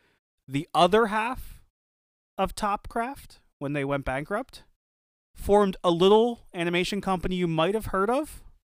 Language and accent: English; Philadelphia, Pennsylvania, United States; Even though we're from Philly.